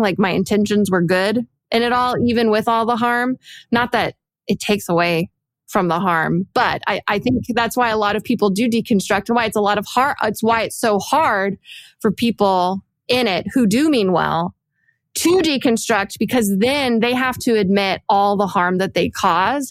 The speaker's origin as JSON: {"language": "English", "town": "Dallas", "region": "Texas", "country": "United States", "tie": "born or raised there", "said": "I grew up I grew up in, in Texas from Dallas"}